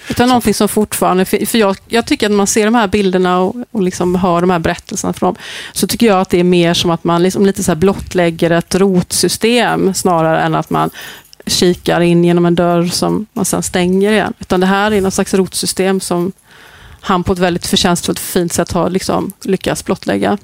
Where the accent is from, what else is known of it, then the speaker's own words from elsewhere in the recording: Gothenburg, Västra Götaland, Sweden; jag är uppväxt i Hammarkull under den här perioden